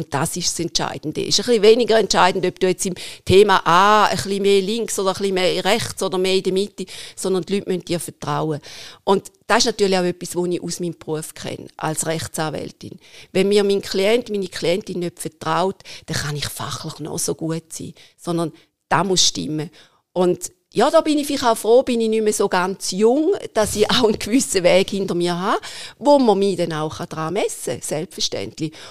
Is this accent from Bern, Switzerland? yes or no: no; Wattwil, St. Gallen, Switzerland; born there; ich ich bin in Wattil geboren und wir verbinden unsere Freizeit und unsere Ferien vorwiegend im Obertoggenburg.